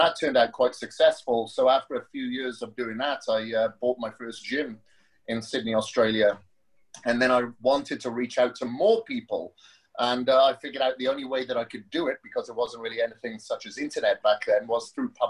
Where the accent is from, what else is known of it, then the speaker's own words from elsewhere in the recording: Wales, United Kingdom; accent: Welsh; moved away as an adult; So, the accent comes from Wales. I grew up in Wales up until my mid-20s, or early 20s